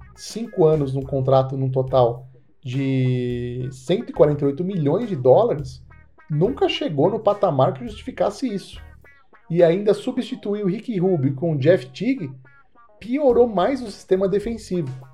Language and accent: Portuguese; Brazil; eu sou brasileiro